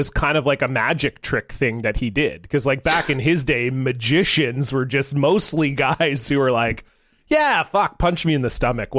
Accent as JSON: {"language": "English", "country": "Canada", "said": "as you do as a Canadian lad. I was probably 10"}